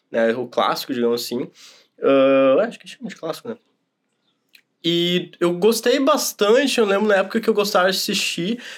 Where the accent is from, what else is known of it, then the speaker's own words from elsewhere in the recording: Brazil; sou brasileiro